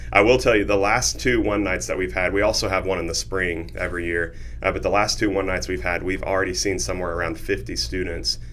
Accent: Noble, Oklahoma, United States; I grew up in Noble, Oklahoma

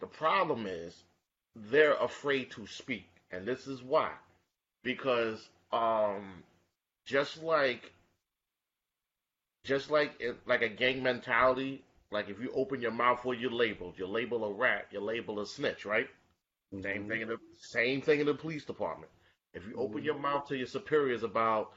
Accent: New York, United States; I was born and raised in Bed-Stuy

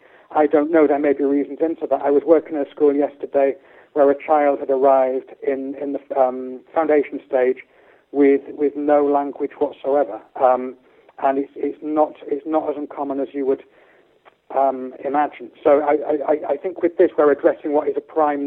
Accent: Hull, Yorkshire and the Humber, United Kingdom; my hometown Hull

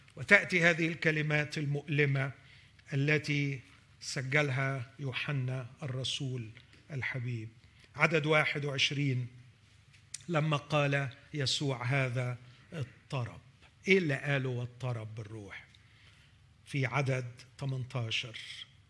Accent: Egypt; أننا كمصريين نعيش على ضفاف نهر النيل

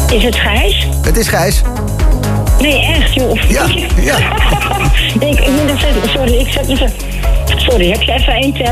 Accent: Bergen, North Holland, Netherlands; Ik kom uit Bergen.

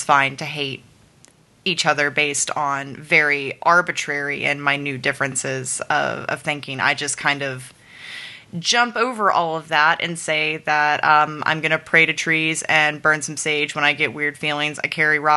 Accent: the Bible Belt, United States; I grew up in the Bible Belt.

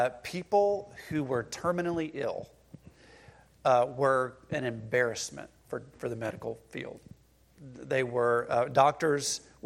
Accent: the American South, United States; We are American. And we are Southerners.

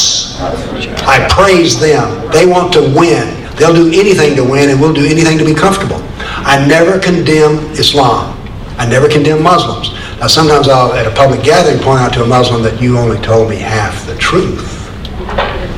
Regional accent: the South, Appalachia, United States; also born or lived in Nashville, Tennessee; I grew up in the South and was very conscious of slavery. I grew up in Appalachia, there were no slaves, of course, where I was

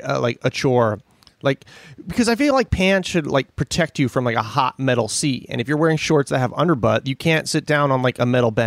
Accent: Pennsylvania, United States; I'm from Pennsylvania.

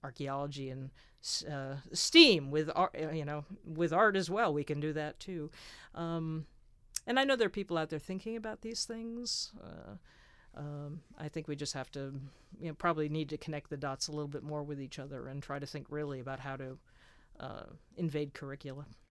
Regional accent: United States; moved away as an adult; also born or lived in England; being an American, uh, over in England

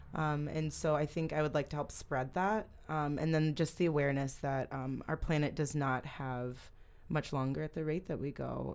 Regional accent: Holland, Michigan, United States; I grew up in Holland, Holland, Michigan.

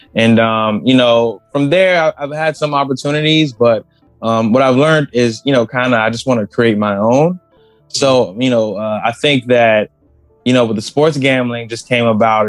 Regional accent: Maryland, United States; I live in Maryland. I'm from Maryland

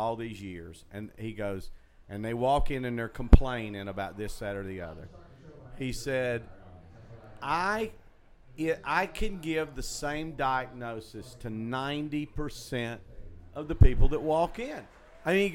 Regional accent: Chattanooga, Tennessee, United States; growing up where I grew up in Chattanooga

